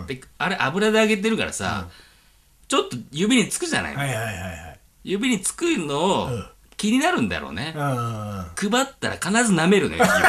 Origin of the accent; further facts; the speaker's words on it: Aomori, Japan; 青森だからもうなまってるやん